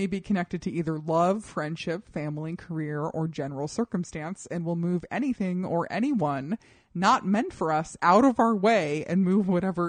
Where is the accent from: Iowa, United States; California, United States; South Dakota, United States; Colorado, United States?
Colorado, United States; I grew up in Colorado.